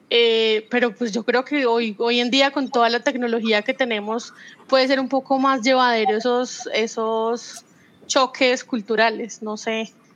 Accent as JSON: {"language": "Spanish", "town": "Manizales", "region": "Caldas", "country": "Colombia", "tie": "born or raised there", "said": "Yo sigo en mi país natal, en mi ciudad natal"}